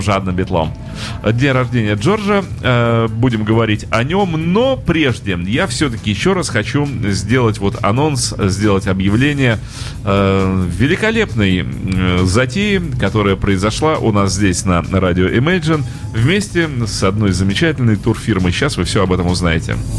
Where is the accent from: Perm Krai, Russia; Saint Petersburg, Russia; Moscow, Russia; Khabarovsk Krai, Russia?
Saint Petersburg, Russia; это я уже как петербуржец